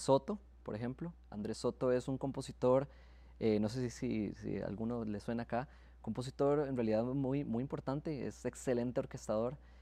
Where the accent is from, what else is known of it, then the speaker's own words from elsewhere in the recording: Santo Domingo, Heredia, Costa Rica; Yo soy de Santo Domingo